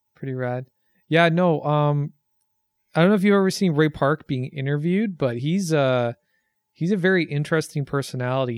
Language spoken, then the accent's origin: English; Canada